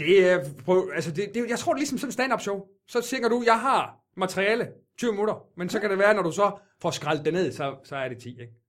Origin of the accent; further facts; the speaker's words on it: Jutland, Denmark; jeg er jyde i hvert fald